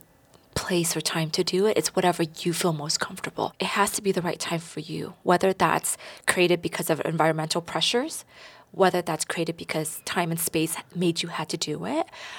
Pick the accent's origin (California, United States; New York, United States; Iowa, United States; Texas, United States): California, United States; the Bay Area; Growing up in the Bay Area